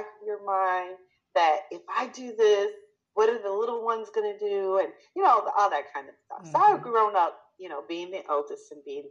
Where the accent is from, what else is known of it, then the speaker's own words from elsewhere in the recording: New York, United States; moved away as an adult; I was born in New York. I'm a New Yorker. I consider myself a New Yorker always. Even though I haven't lived in New York for, oh my goodness, going on about 20 years now.